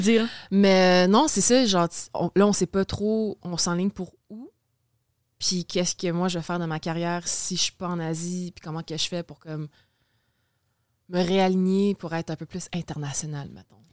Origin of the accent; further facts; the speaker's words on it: Saint-Constant, Quebec, Canada; also born or lived in Maisonneuve, Montreal / West Island, Montreal; j'ai passé, je pense, 11 ans de ma vie, ça arrive sud. Fait que genre Delson, Saint-Constant.